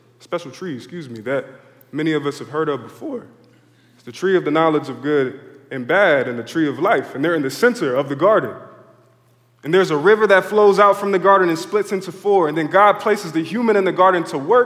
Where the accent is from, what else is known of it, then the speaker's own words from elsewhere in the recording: Philadelphia, Pennsylvania, United States; I grew up in Philly